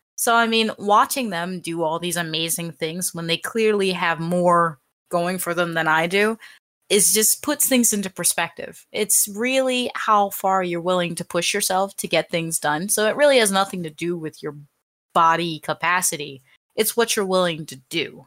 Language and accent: English; United States; I'm American